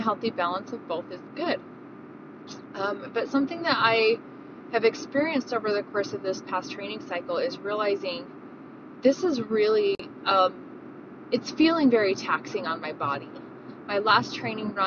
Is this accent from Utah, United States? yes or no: yes; Davis County, Utah, United States; Davis County. That's where I grew up, and these are my home trails